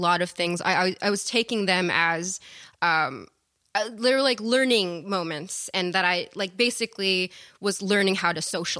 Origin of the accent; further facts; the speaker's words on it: California, United States; I was born on Treasure Island, or close to Treasure Island in Oakland. But my family lived there, and then I moved up and down the coast of Southern California.